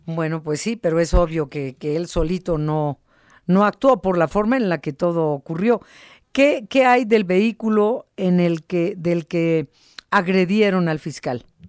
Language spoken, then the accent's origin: Spanish; Mexico